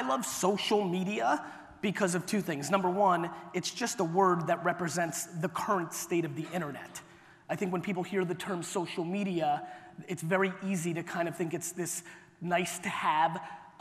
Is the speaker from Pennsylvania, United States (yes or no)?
no; New York City, New York, United States; also born or lived in Soviet Union / Clark, New Jersey; I was born in the Soviet Union. I came to the US when I was 3. We were ridiculously poor. My family lived in a studio apartment in Queens, New York